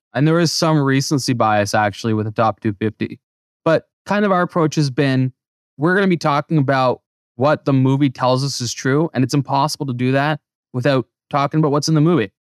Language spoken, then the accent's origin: English; Canada; moved away; I grew up in Canada